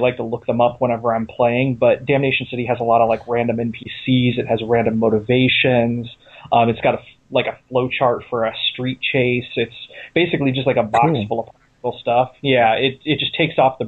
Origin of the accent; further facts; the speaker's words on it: Ohio, United States; also born or lived in California; now in Pennsylvania, United States; I'm not originally from Pennsylvania. I come from Ohio. I mostly lived in California. I just recently moved here with my wife